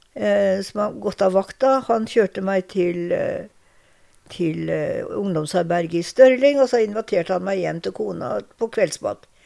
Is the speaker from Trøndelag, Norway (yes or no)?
no; Larvik, Vestfold, Norway; moved away as an adult; now in Drammen, Norway; Jeg er født i Larvik. Og oppvokst på et lite tettsted rett utenfor Larvik